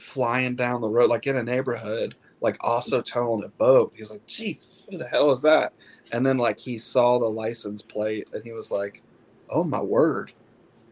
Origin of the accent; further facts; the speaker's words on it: Midwest, United States; I'm from the Midwest